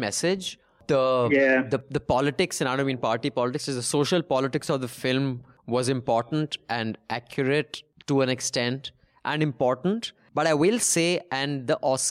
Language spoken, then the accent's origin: English; India; I'm Indian